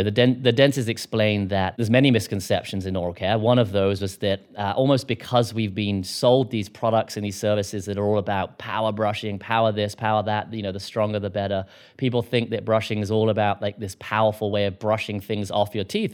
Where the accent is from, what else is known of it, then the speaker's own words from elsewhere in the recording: United Kingdom; now in United States; I'm a Brit